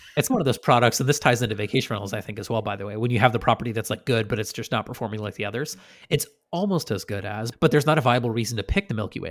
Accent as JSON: {"language": "English", "town": "Shelburne Falls", "region": "Massachusetts", "country": "United States", "tie": "born or raised there", "said": "We didn't often have snow growing up in West Massachusetts"}